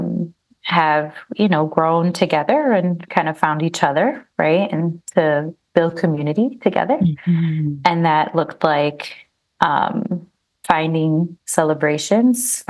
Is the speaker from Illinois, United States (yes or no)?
yes; Chicago, Illinois, United States; I was born in Chicago. My family migrated from Puerto Rico in the 60s